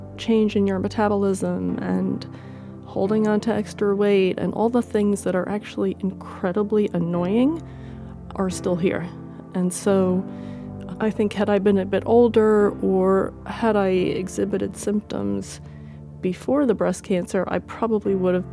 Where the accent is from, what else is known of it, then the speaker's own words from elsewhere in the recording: Connecticut, United States; moved away; also born or lived in Australia; I'm 52. I'm from Connecticut.